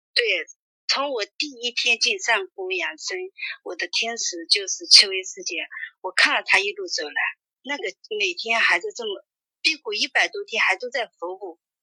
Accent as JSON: {"language": "Chinese", "town": "Tonglu", "region": "Zhejiang", "country": "China", "said": "我是杭州桐庐的"}